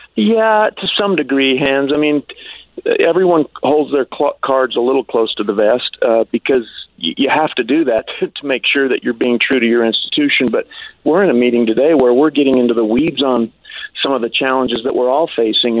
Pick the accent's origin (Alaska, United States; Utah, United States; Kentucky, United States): Utah, United States; Ogden; I grew up in Ogden